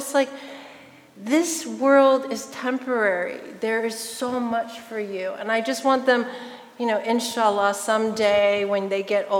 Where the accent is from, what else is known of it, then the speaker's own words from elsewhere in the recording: United States; I'm Chinese American, my parents are immigrants.